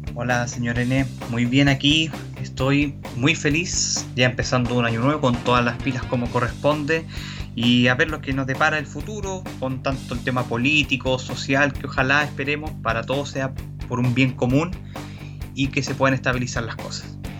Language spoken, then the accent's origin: Spanish; Viña del Mar, Valparaíso, Chile; yo soy oriundo de Viña del Mar, vivo acá, he hecho toda mi vida acá